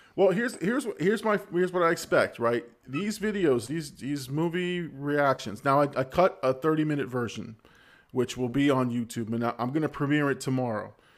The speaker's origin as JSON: {"language": "English", "region": "Florida", "country": "United States", "said": "I'm from Florida"}